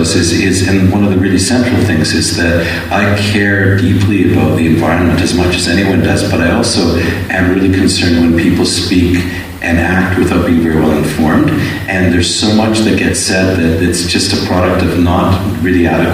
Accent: Calgary, Alberta, Canada; I was born in Calgary. I grew up there, so this is my province

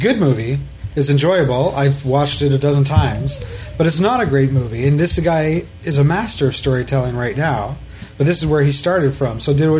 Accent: Ottawa, Ontario, Canada; moved away; I'm from Ottawa.

